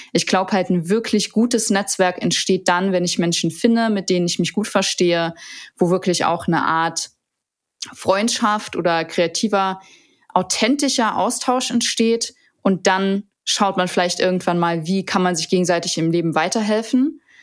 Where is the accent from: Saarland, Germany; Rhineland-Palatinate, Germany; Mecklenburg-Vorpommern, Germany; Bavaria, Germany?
Saarland, Germany; moved away as an adult; also born or lived in Seoul; now in Düsseldorf, Germany; Ich bin ursprünglich Saarländerin